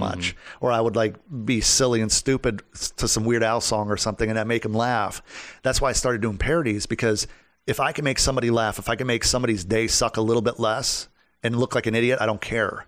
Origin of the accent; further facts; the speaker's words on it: Wisconsin, United States; now in Orlando, United States; when I was from Wisconsin